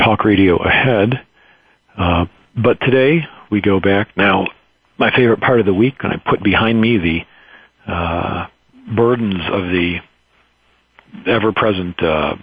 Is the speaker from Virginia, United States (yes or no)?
no; Detroit, Michigan, United States; Having grown up in Detroit